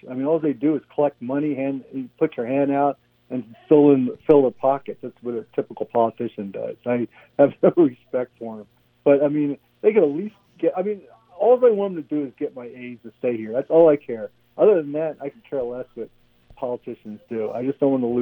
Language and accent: English; Philadelphia, Pennsylvania, United States; I grew up in Philly